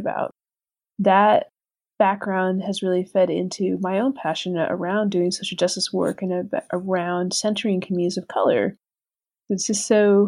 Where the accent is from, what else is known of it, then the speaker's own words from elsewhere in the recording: Puerto Rico; moved away; Growing up in Puerto Rico, mixed